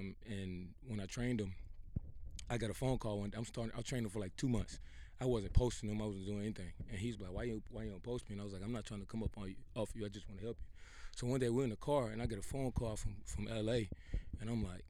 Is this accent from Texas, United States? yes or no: yes; Houston, Texas, United States; I'm from Acres Home originally